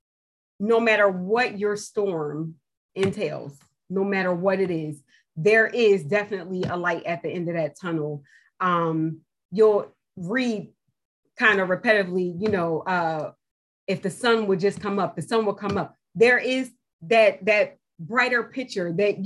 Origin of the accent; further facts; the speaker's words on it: New Jersey, United States; moved away as an adult; now in North Carolina, United States; I'm from New Jersey. I started it in New Jersey. It wasn't until we moved to North Carolina some years later